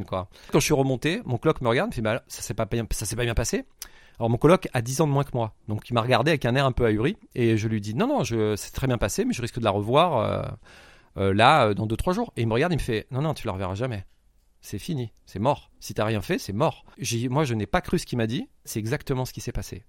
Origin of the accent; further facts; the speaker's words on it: France; je suis français, j'ai 4 jours